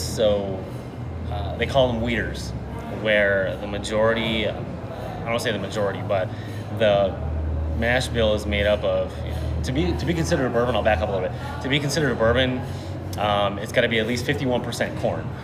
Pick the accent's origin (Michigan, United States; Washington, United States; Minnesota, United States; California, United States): California, United States; Rosemead; now in Long Beach, United States; I grew up in the San Gabriel Valley, so like Rosemead, SGV